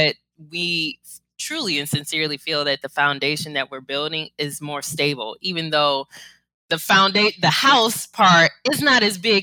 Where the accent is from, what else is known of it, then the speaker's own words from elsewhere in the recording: Cleveland, Ohio, United States; I'm born and raised in Cleveland